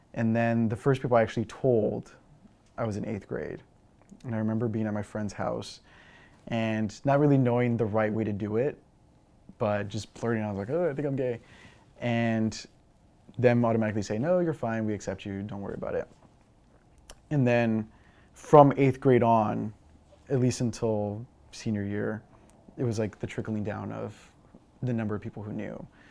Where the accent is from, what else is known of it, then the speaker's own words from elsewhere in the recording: Eagle Pass, Texas, United States; moved away; I'm originally from Eagle Pass, Texas